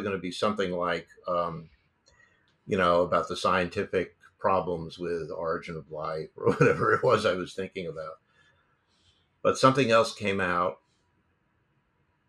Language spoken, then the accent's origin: English; New York City, New York, United States; I grew up in New York City.